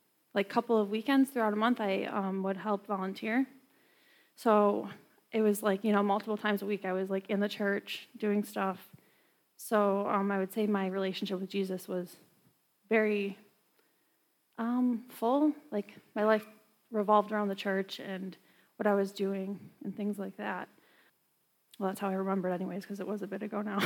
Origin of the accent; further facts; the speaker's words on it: New York, United States; I'm from New York